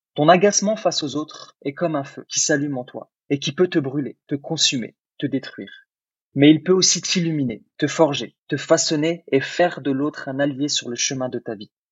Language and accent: French; France; French is a second language; also born or lived in Algeria; moi je suis né en Algérie, donc quand je suis arrivé en France, je savais pas forcément bien parler français